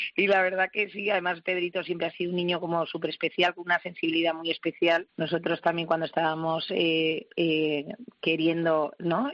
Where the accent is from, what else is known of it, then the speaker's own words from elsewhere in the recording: Basque Country, Spain; soy vasca